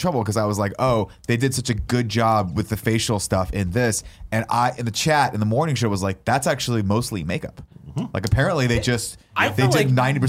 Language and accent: English; Riverside, California, United States; when I grew up in Riverside, California.